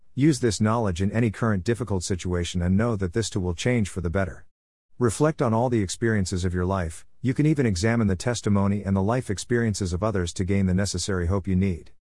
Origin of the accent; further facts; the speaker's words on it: Trinidad & Tobago; I remember growing up in Trinidad and Tobago and attending secondary school. The school I attended was a school in the south of the island